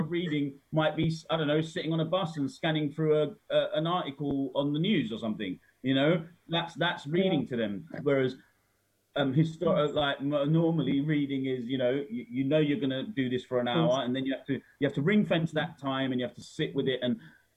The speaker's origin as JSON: {"language": "English", "country": "United Kingdom", "said": "as a Brit"}